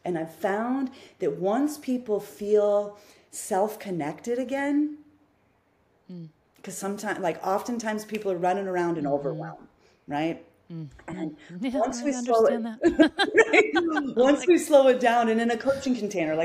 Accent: Midwest, United States; I grew up in the Midwest. I mean, I was born in the Midwest. So I have Midwestern roots

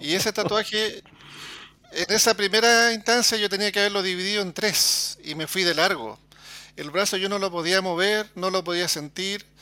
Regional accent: Chile; yo soy chileno

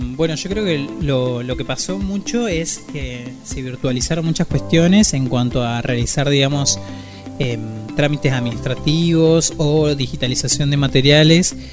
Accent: Argentina; nos lleva también como argentinas y como argentinos

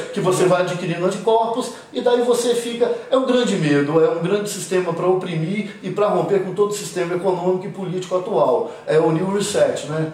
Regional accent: Cariacica, Espírito Santo, Brazil; moved away; also born or lived in Rio de Janeiro / São Paulo / United States / England; Eu sou capixaba, com muito orgulho Fui batizado no convento da Penha, moro em Jardim América, Nasci e criado em Jardim América

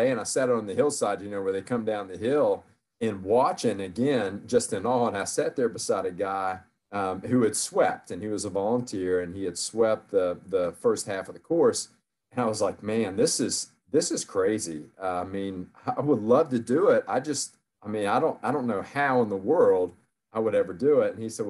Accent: West Virginia, United States; moved away as an adult; also born or lived in Kentucky / New York; I grew up in West Virginia, went to school in Kentucky, and then I moved to New York for a while

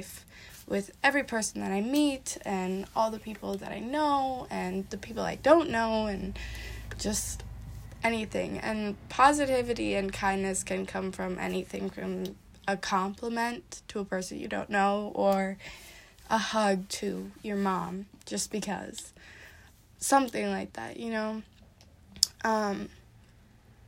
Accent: Wisconsin, United States; I'm from Wisconsin

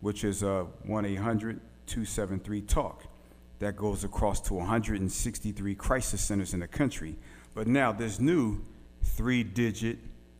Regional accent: Philadelphia, Pennsylvania, United States; now in Little Rock, United States; I'm from West Philly, born and raised.

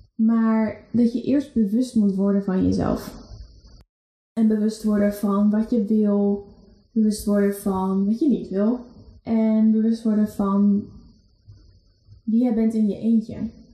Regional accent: Netherlands; wij Nederlanders

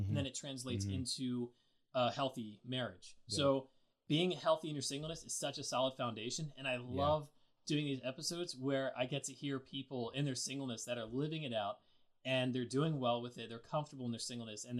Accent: Lancaster, Pennsylvania, United States; I'm from Lancaster, Pennsylvania

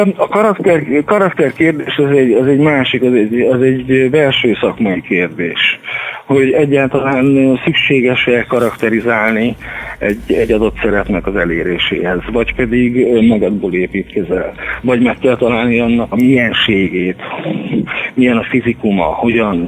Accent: Kecskemét, Bács-Kiskun, Hungary; moved away as an adult; also born or lived in Zalaegerszeg, Hungary; now in Szeged, Hungary; kecskeméti születésű vagyok

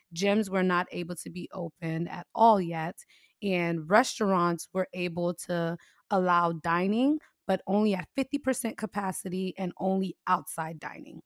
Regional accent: United States; the U S, we're all about freedoms and liberties

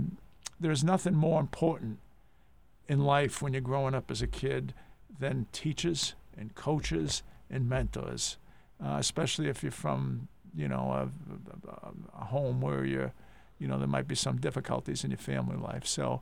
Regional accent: Lawrence, Massachusetts, United States; moved away as an adult; also born or lived in Rye, New Hampshire; now in Pebble Beach, United States; I grew up in Lawrence and the Lawrence Stadium projects, lived there really, you know, most of my childhood up until I was 18 years old, right across from the Memorial Stadium in Lawrence, yep, off Winthrop Ave.

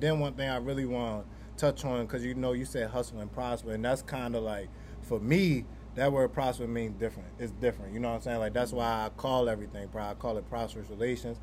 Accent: Baltimore, Maryland, United States; growing up in Baltimore

